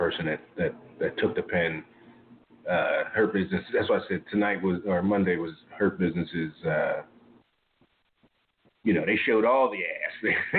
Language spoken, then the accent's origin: English; Bronx, New York, United States; I'm from the Bronx. I wouldn't say no shit like that.